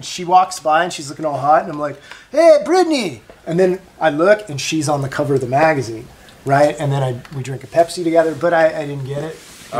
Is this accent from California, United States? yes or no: yes; Mission Viejo, California, United States; I grew up in Mission Viejo, California.